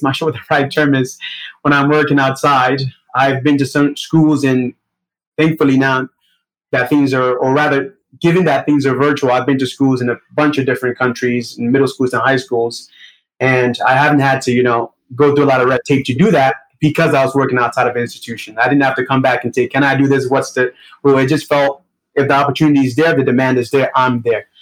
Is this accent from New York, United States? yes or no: yes; New York City, New York, United States; accent: Brooklyn; also born or lived in Nigeria; I was born in Nigeria, but my family immigrated to United States when I was about seven years old, and since then, I've been living in Brooklyn